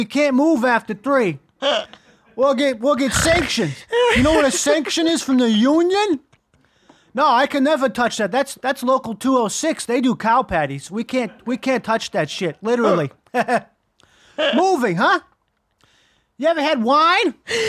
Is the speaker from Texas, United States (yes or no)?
no; Bronx, New York, United States; Well, I grew up in the Bronx.